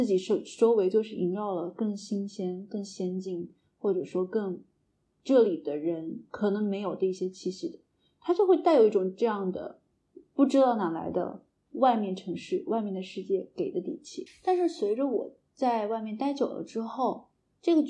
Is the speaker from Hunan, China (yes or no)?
yes; Shaoyang, Hunan, China; moved away as an adult; now in Beijing, China; 我是前十八年都没有离开过邵阳，